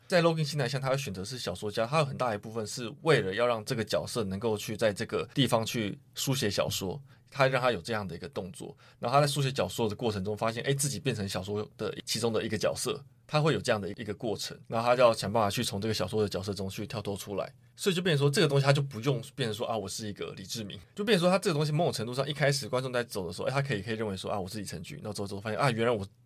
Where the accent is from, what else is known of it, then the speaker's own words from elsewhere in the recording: Taiwan; 我们台湾人